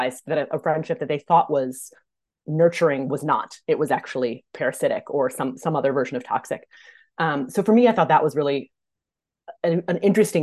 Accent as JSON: {"language": "English", "region": "Minnesota", "country": "United States", "said": "I'm from Minnesota too"}